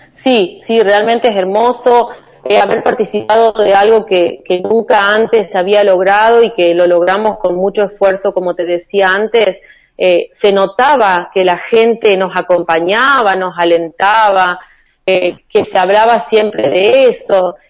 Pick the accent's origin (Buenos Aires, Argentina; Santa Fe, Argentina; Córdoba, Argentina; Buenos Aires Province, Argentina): Santa Fe, Argentina; María Juana; also born or lived in Villa Ángela, Chaco / Rosario; yo nací en Villa Ángela, en el Chaco, eh, y después, bueno, por cuestiones laborales de mi papá, eh, vivimos en Rosario también un par de años y bueno, y desde allí de Rosario llegué acá eh, a María Juana en el año 91